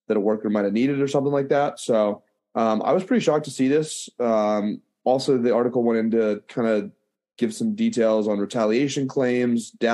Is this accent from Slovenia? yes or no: no; Pittsburgh, Pennsylvania, United States; I'm a senior from Pittsburgh, Pennsylvania